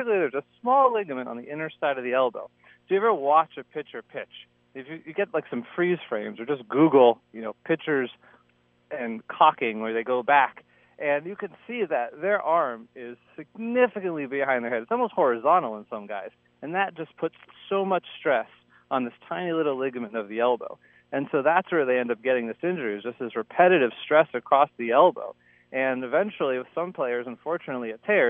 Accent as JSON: {"language": "English", "region": "Florida", "country": "United States", "tie": "born or raised there", "moved": "as an adult", "lives_now": "Minnesota, United States", "said": "growing up in Florida"}